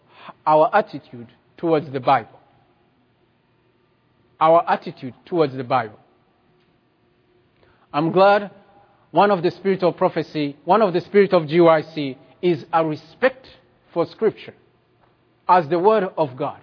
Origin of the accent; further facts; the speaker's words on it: Rwanda; moved away; I come from Rwanda